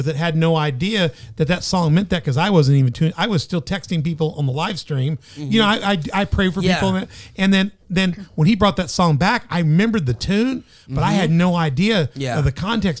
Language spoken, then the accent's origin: English; the South, United States; I'm from the South. I grew up.